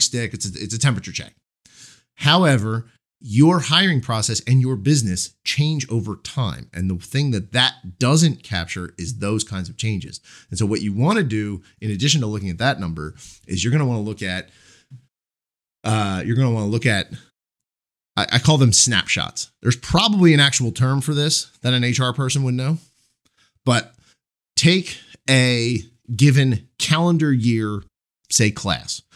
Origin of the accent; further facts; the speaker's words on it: Marlton, New Jersey, United States; The first Commerce Bank, uh, branch was actually in my, uh, in my hometown. It was, they, they're, they were headquartered in, in Cherry Hill, New Jersey. And the first one was, their first chain was actually in Marlton.